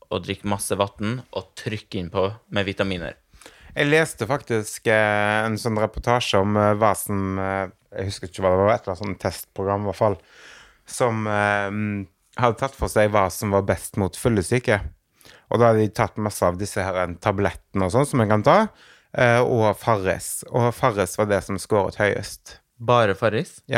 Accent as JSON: {"language": "Norwegian", "region": "Western Norway", "country": "Norway", "said": "Jeg kommer jo fra Vestlandet."}